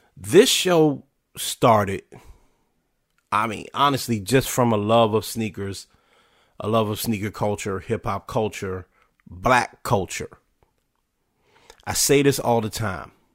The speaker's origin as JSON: {"language": "English", "town": "Washington", "country": "United States", "tie": "born or raised there", "said": "spent years playing for my hometown, then called Washington Redskins"}